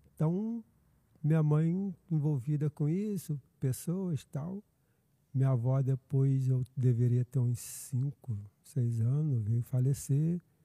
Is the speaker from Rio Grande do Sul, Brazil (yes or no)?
no; Niterói, Rio de Janeiro, Brazil; moved away as an adult; also born or lived in Maricá; now in Araruama, Brazil; Nascido e criado em Niterói